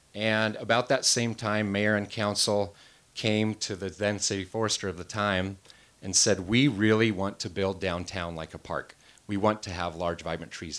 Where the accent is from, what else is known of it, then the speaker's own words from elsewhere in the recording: Wenatchee, Washington, United States; also born or lived in Seattle; I moved out of Wenatchee, went off to college, eventually got married, and I was working as a wildland firefighter and land manager and really enjoying my hometown again, moved back home